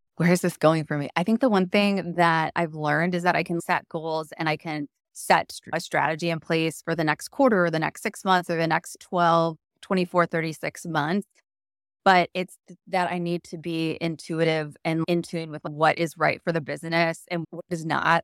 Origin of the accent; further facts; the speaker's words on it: Chicago, Illinois, United States; also born or lived in Wisconsin; now in New York, United States; I grew up in the Chicago suburbs